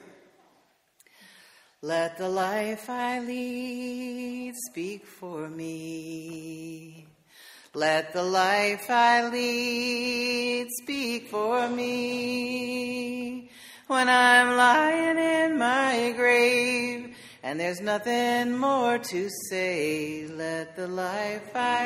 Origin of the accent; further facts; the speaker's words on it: the Carolinas, United States; I'm from the Carolinas